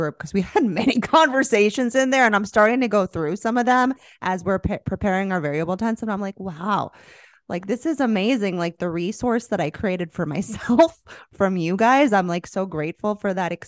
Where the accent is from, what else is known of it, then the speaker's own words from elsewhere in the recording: Florida, United States; moved away; I'm from Florida